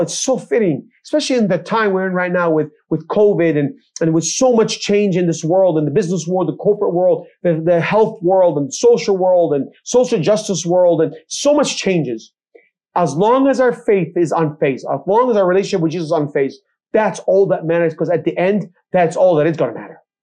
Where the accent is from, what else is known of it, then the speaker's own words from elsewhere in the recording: Bethlehem, West Bank, Palestine; also born or lived in Jerusalem; I grew up in Israel, I mentioned I was born in Jerusalem. I grew up uh, in Bethlehem amongst the Palestinian communities